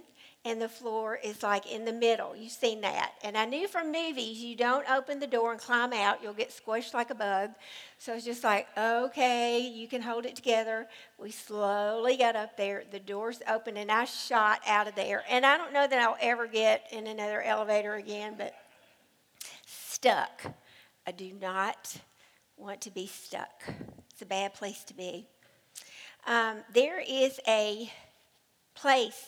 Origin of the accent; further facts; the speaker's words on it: United States; I was raised in the Cumberland River.